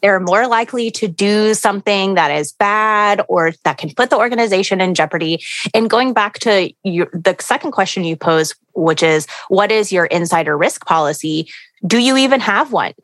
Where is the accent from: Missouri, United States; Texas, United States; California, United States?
Texas, United States; Houston; I grew up in Houston where there are hurricanes all the time